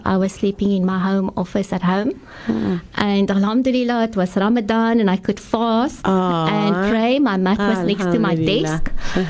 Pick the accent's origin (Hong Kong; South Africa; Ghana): South Africa; Paarl, Western Cape; I'm from the Plateau area in Paro.